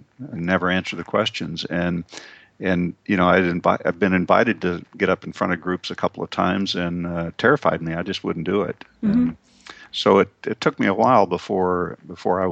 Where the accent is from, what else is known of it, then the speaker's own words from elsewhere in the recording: Oklahoma, United States; I grew up in Oklahoma